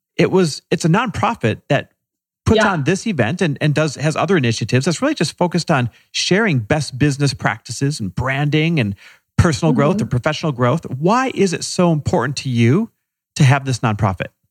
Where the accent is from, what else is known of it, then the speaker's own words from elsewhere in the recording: Midwest, United States; moved away as an adult; now in Los Angeles, United States; Growing up Persian sounds a lot like growing up in the Midwest.